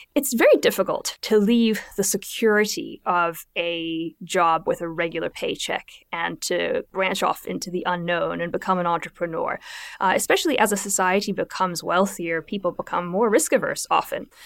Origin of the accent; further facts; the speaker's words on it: South Africa; moved away; I come from from South Africa